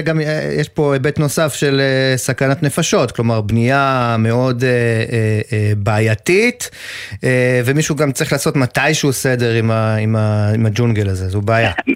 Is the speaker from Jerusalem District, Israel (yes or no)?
no; Ashdod, Southern District, Israel; moved away; אני אשדודי במקור